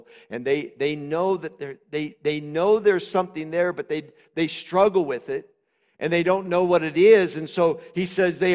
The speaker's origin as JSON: {"language": "English", "town": "Butte", "region": "Montana", "country": "United States", "said": "\"Where are you from?\" Say Butte"}